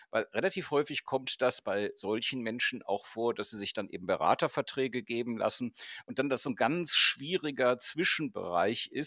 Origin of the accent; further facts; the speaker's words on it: Cologne, North Rhine-Westphalia, Germany; Ja, weil du vorhin Köln angesprochen hast, meine Heimatstadt und die Projekte, die da zum Teil gelaufen sind